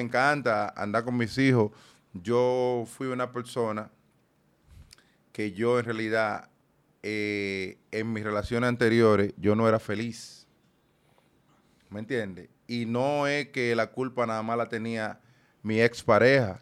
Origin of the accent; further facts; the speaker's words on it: Dominican Republic; moved away; also born or lived in United States; yo soy dominicano neto, pero a la vez, yo soy ciudadano americano.